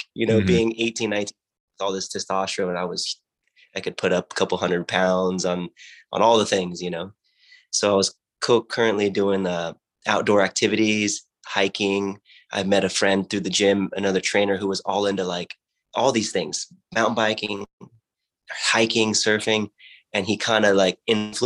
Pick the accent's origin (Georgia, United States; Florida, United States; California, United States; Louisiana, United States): California, United States; Watsonville; I grew up in Watsonville, which is near Santa Cruz in California on the coast